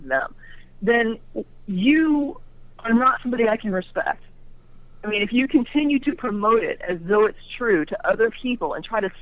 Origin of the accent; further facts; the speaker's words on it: Orlando, Florida, United States; moved away as an adult; now in Texas, United States; I grew up in Orlando, and I lived there most of my life before leaving about the age of, you know, I guess nearly 30